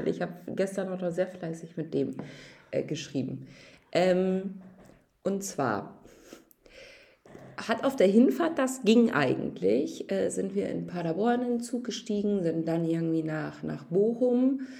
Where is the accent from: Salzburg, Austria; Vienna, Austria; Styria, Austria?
Salzburg, Austria; ich bin Oberösterreicher, ich komme aus Salzburg.